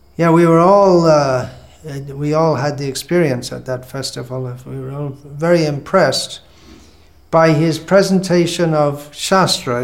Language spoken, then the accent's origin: English; England, United Kingdom; moved away as an adult; also born or lived in India / Bangladesh; I was born in England, this time round, and I left England fairly soon after joining, to come to India